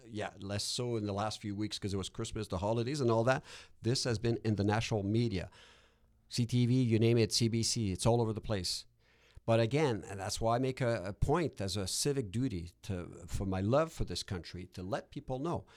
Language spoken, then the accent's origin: English; Quebec, Canada; also born or lived in Ontario; now in Edmonton, Canada; I'm from Quebec originally.